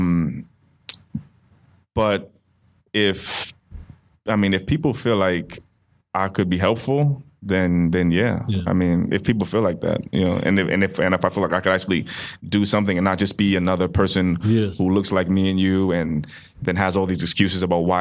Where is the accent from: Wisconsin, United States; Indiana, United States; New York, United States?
New York, United States; moved away as an adult; also born or lived in Washington, D.C.; now in Sacramento, United States; I was born in Manhattan, raised in Manhattan and Brooklyn, so I'm from New York